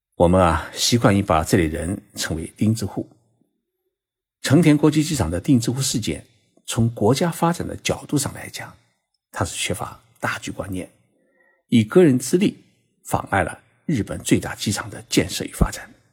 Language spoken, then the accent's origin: Chinese; China; 用我们中国人的眼睛啊，来看日本历史